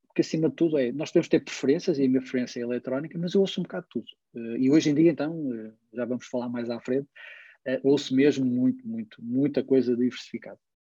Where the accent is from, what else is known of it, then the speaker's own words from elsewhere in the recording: Porto, Norte, Portugal; eu vivo, eu nasci e vivi no Porto